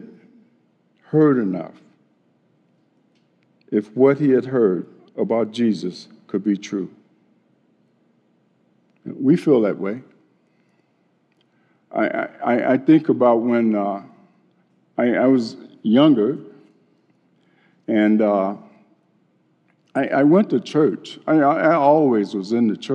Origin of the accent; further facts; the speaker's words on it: Chicago, Illinois, United States; growing up in Chicago